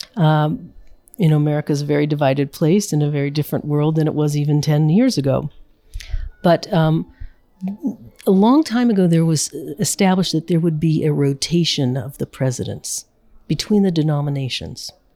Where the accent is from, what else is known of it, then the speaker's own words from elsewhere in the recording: United States; me as an American